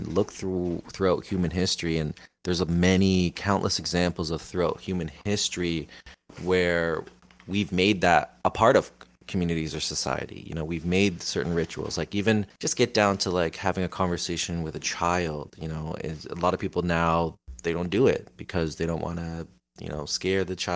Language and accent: English; Niagara, Ontario, Canada; I'm from Niagara